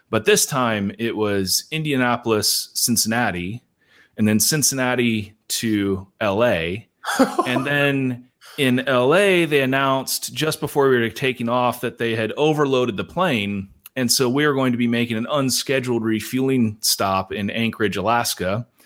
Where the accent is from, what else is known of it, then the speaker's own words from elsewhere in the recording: China; moved away as an adult; I grew up in the People's Republic of China. And so I lived there until I went to college, my folks still live there